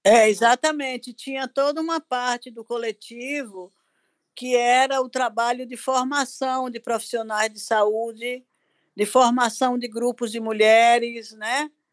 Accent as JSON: {"language": "Portuguese", "town": "Salvador", "region": "Bahia", "country": "Brazil", "tie": "born or raised there", "also_born_or_lived": "Teofilândia, Bahia", "said": "com seis anos eu saí dessa cidade, seis, sete anos saí dessa cidade para vir estudar em Salvador"}